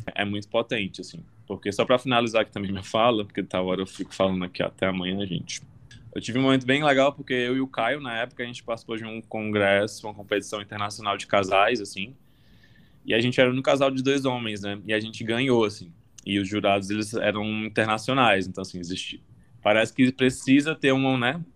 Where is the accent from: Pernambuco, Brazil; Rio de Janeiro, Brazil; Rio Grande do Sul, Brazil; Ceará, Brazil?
Ceará, Brazil; Fortaleza; now in São Paulo, Brazil; Eu sou de Fortaleza, mas moro em São Paulo